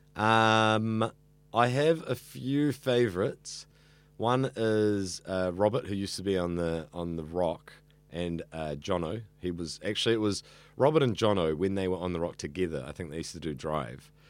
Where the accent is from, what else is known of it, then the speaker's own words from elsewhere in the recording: Auckland, New Zealand; I grew up here in central Auckland.